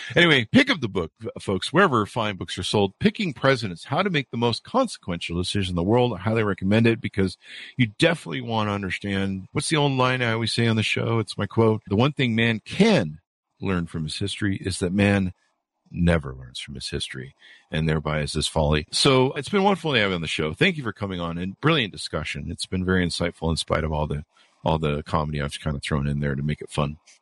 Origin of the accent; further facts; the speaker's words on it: United States; As an American who lived here and spent his first half of his life